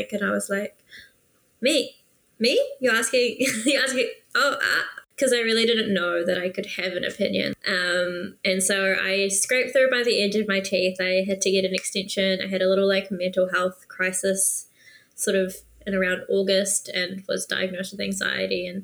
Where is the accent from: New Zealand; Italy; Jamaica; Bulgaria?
New Zealand; Auckland; also born or lived in Philippines / Singapore; my mum and I moved here to New Zealand at 2.5